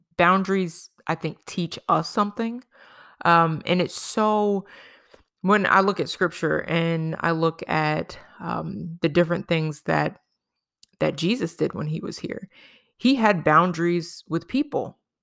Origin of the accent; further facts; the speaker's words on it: New York, United States; when we were growing up in New York